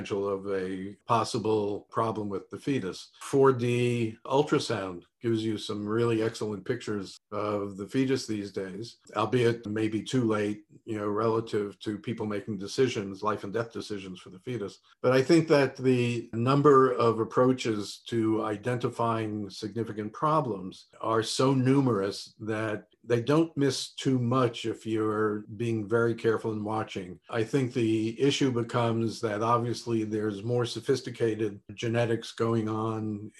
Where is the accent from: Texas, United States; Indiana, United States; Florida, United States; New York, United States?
New York, United States; New York City; I was born in Brooklyn in a very nice, tight family.